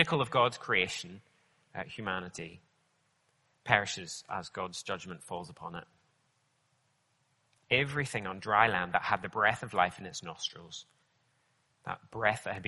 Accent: Northern Ireland, United Kingdom; I grew up in Northern Ireland, so I know all about rain

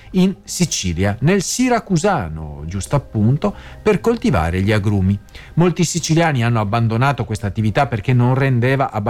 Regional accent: France; first language French; Italian is a second language; now in Italy; Mentre conto di crearmi un canale in Francia, visto che vengo da lì e che sono madrelingua

